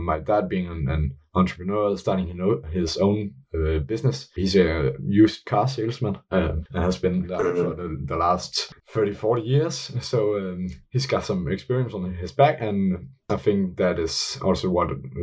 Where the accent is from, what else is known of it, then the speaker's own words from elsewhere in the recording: Billund, Southern Denmark, Denmark; I come from Scandinavia, more specifically in Denmark, and I come from the city called Billund, which is the hometown for Lego